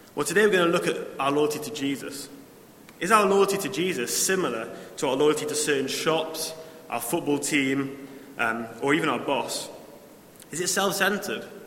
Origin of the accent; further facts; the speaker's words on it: Newcastle upon Tyne, North East England, United Kingdom; also born or lived in Sheffield; I grew up in Newcastle I moved away for four years to Sheffield.